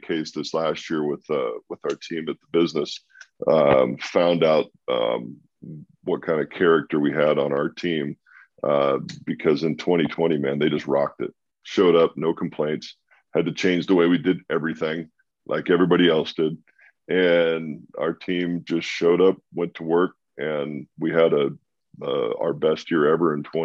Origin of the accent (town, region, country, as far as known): Walla Walla, Washington, United States; born or raised there; moved away